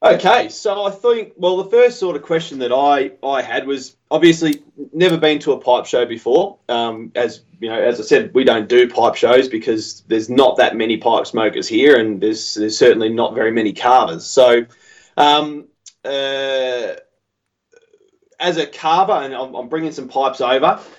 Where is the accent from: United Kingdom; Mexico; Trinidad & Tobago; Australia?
Australia